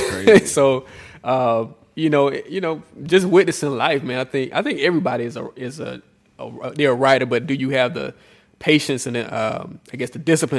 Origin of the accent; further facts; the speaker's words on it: Atlanta, Georgia, United States; born and raised in Atlanta, an Atlanta native.